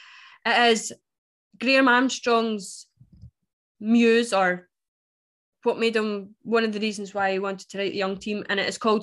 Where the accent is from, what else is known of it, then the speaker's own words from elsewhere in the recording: Scotland, United Kingdom; I'm more Scottish than you.